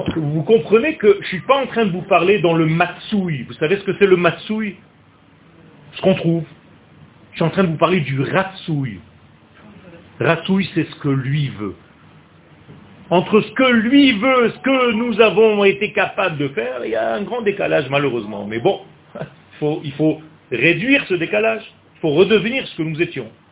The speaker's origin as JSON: {"language": "French", "country": "Israel", "tie": "born or raised there", "said": "je suis né en Israël"}